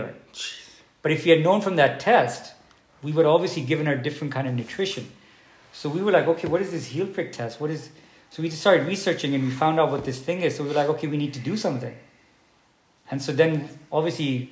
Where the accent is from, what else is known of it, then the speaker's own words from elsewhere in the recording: Pakistan; now in Dubai, United Arab Emirates; being a Pakistani